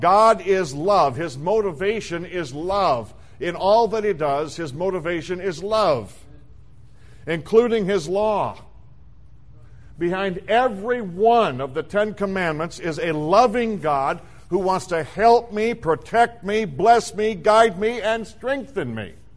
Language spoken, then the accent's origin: English; South Dakota, United States; When I was a child, I was raised in the Midwest in South Dakota